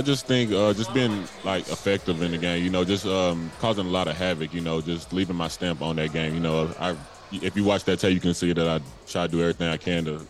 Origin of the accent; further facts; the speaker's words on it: England, Arkansas, United States; I come from a small town, you know, not really much to do. So pretty much everyone in my hometown of England, Arkansas, just like to play sports